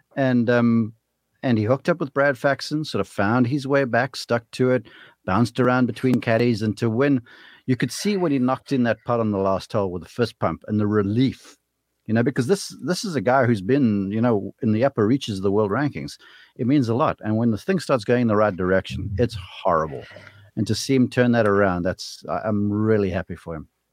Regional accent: South Africa; moved away as an adult; now in United States; I'm a South African kid who got lucky to get over here to college.

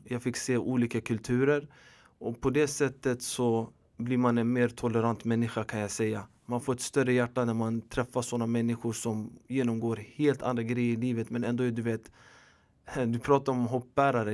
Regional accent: Stockholm, Stockholm County, Sweden; also born or lived in Rinkeby / Tensta / Hjulsta; jag är född och uppvuxen i förorten i Husby mestadels. Även i Rinkeby, Tensta och Hjulsta.

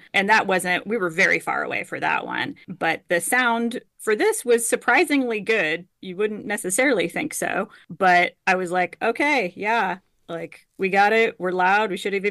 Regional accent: Houston, Texas, United States; my threshold for heat growing up in Houston is just really, my threshold for heat must have also been pretty high.

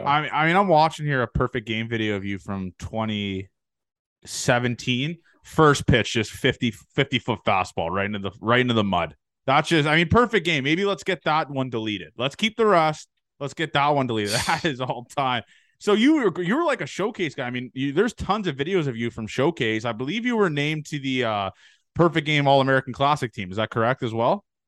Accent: Canada; I'm Canadian

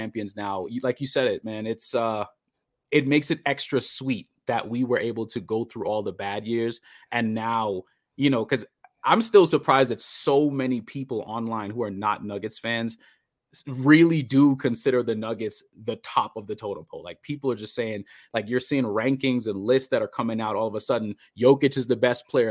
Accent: Trinidad & Tobago; moved away; also born or lived in Bahamas; I went to high school in the Bahamas, but I'm originally from Trinidad.

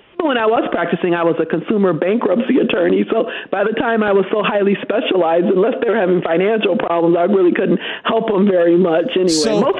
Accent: St. Joseph, Michigan, United States; I started in my childhood was in St. Joseph. Then as an adult, I lived in the Grand Rapids area.

